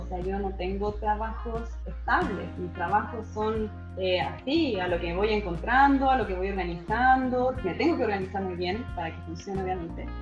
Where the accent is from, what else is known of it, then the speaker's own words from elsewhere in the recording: Chile; moved away as an adult; now in Budapest, Hungary; yo salí de Chile a los 34 a vivir la experiencia afuera